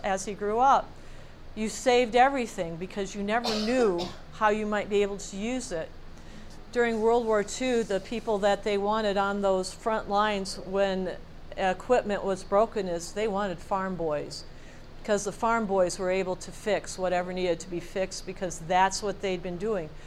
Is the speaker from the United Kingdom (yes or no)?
no; United States; as Americans, born and raised in the United States